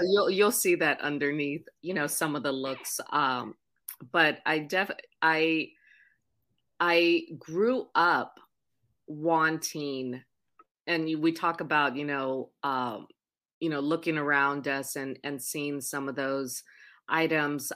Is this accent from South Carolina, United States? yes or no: no; Oahu, Hawaii, United States; also born or lived in Puerto Rico; I was born in Puerto Rico, raised on the island of Oahu